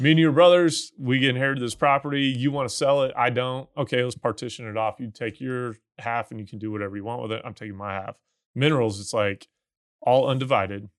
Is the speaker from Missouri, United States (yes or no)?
yes; Missouri, United States; moved away; where I grew up in Missouri